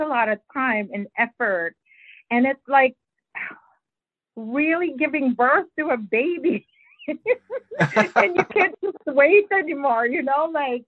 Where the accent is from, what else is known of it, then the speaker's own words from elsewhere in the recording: Philippines; English is a second language; moved away; I grew up in the Philippines and English is not my first language